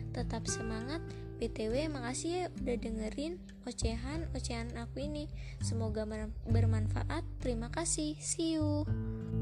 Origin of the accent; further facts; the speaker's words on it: South Lampung, Indonesia; asal aku dari Lampung Selatan